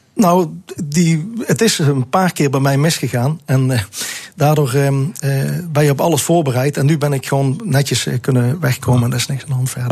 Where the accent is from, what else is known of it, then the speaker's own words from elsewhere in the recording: South Limburg, Netherlands; Ik kom uit Zuid-Limburg vandaan